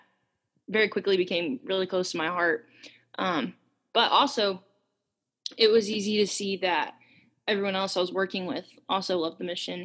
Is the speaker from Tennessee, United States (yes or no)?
yes; Memphis, Tennessee, United States; I'm from Memphis